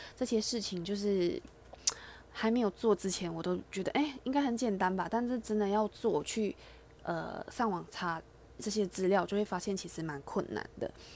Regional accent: Malaysia; moved away as an adult; now in Taiwan; 因为我本身是马来西亚人，所以我其实在马来西亚，呃，我，我高中以前都在马来西亚生活

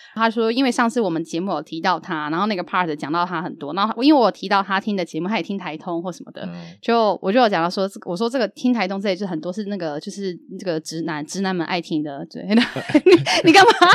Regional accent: Yilan, Yilan County, Taiwan; 从小时候我的印象的宜兰

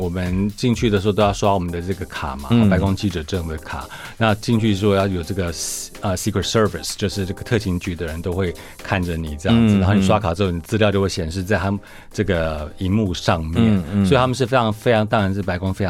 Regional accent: Taiwan; now in Washington, D.C., United States; 对，我台湾人。

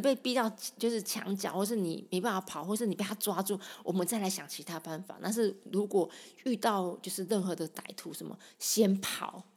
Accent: Sanchong, New Taipei, Taiwan; 我从小在三重长大的

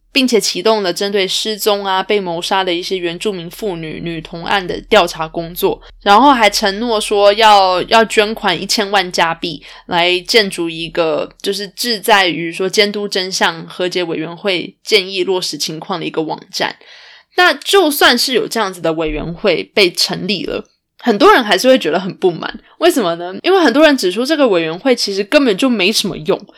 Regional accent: Canada; 同样都身为加拿大人

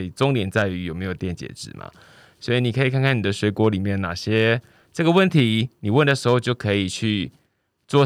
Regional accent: Pingtung County, Taiwan; accent: Hakka; first language Hakka; 我自己是因为刚好生长在屏东的客家乡村，所以我从小就会，应该说我的母语就是客家话。

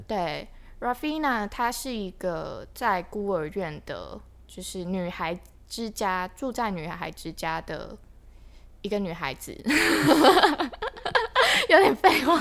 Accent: Linkou, New Taipei, Taiwan; 小时候，就是我家在林口，那地方其实有点 呃，因为我从小就在那边住嗯。所以它十几年前其实是一个真的算乡下的地方欸

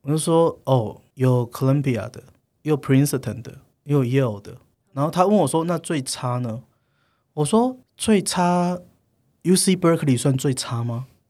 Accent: Taiwan; now in United States; 我一个台湾人，然后讲英文可能就也不是非常流利

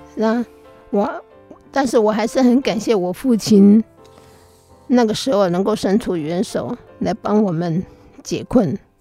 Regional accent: Taiwan; 在我们台湾人的观念当中，女儿是分不到财产的

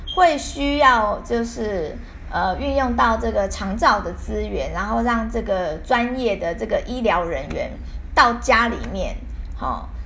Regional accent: Taiwan; 我们台湾人

